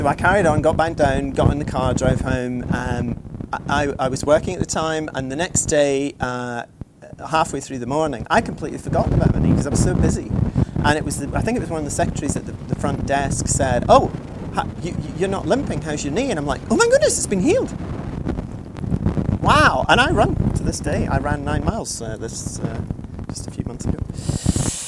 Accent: Scotland, United Kingdom; I'm Scottish

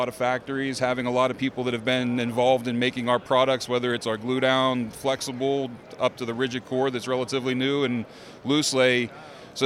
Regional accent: outside of Pittsburgh, Pennsylvania, United States; I'm a Pennsylvania guy. I grew up outside of Pittsburgh

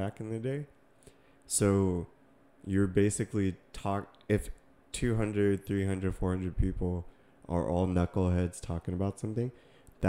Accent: Massachusetts, United States; now in California, United States; I grew up in Massachusetts, like, you know, people were talking a certain way. You know, and then even California, like where we live

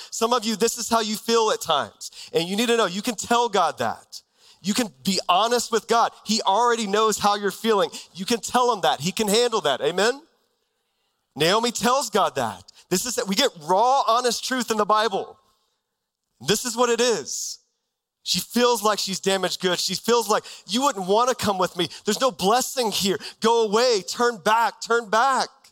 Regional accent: Texas, United States; moved away as an adult; now in Arizona, United States; I grew up in Texas my whole life.

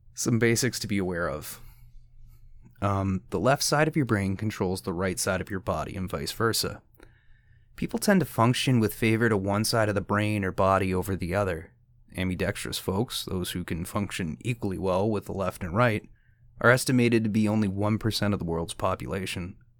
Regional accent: Canada; As a Canadian, we have to pay into a universal healthcare

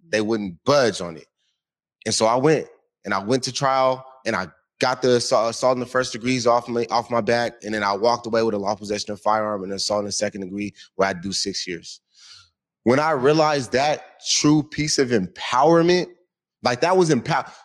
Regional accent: Washington, United States; So my grandma took a hold of me. We was raised over in Yesler Terrace Projects. You know, heavily gang infested and whatnot.

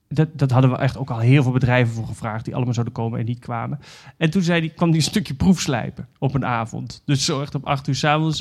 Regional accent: Netherlands; moved away; we zijn Nederlanders

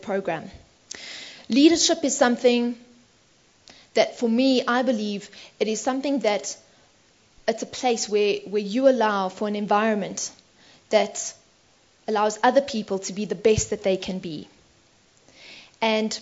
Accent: South Africa; I don't believe that I'm not South African. I was born here

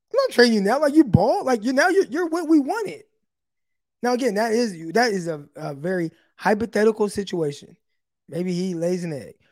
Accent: Stockton, California, United States; also born or lived in Modesto; I went to Modesto during college, but I'm, I'm from Stockton, though, real north side

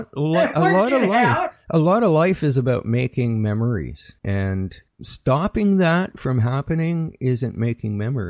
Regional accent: Saskatchewan, Canada; I've got a item from my hometown in Saskatchewan.

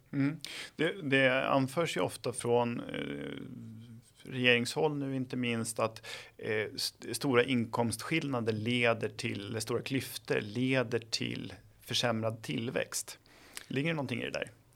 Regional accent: Flen, Södermanland, Sweden; jag är ju själv från Flen i Sörmland

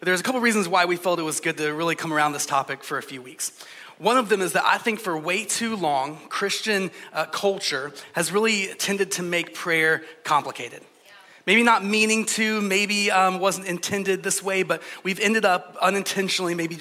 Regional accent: Georgia, United States; I'm from Georgia, so in the South, we say things like, bless your heart.

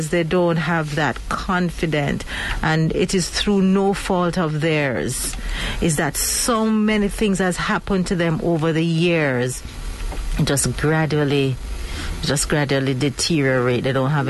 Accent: Jamaica; as we Jamaican call it

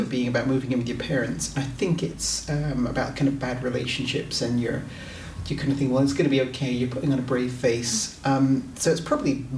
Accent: Scotland, United Kingdom; We're all Scottish

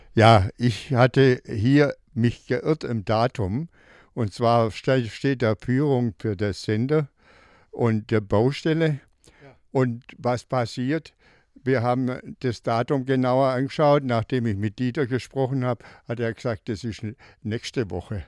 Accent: Swabia, Germany; bin Schwabe

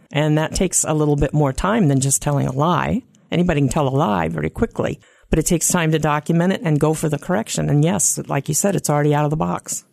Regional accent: Silver Spring, Maryland, United States; I was raised in Silver Spring, Maryland, where about half the population is Jewish

